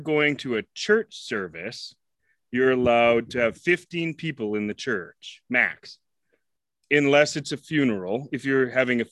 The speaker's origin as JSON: {"language": "English", "country": "Canada", "said": "I'm Canadian"}